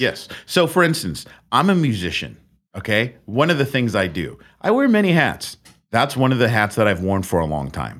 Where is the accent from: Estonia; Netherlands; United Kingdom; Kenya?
Netherlands; now in California, United States; I come from the Netherlands.